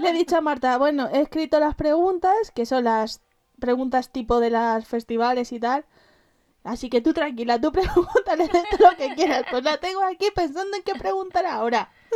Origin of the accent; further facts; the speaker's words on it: Madrid, Community of Madrid, Spain; nosotras somos de Madrid